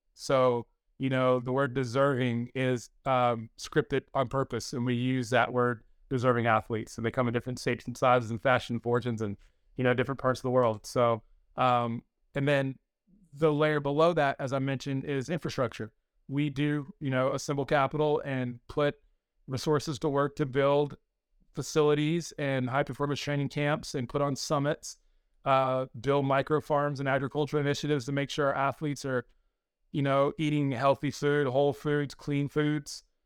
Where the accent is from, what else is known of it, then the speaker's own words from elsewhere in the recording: North Carolina, United States; I'm originally from North Carolina